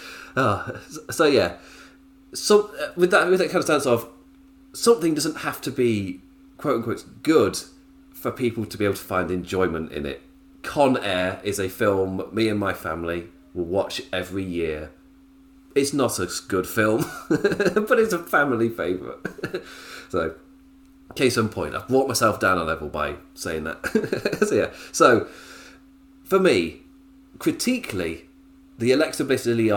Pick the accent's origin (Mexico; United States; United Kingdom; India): United Kingdom; England; Me as an Englishman